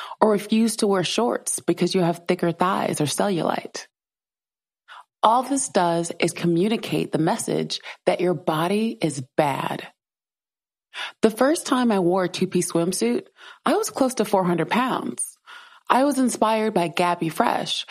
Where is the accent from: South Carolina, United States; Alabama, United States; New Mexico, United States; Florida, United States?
South Carolina, United States; I grew up in South Carolina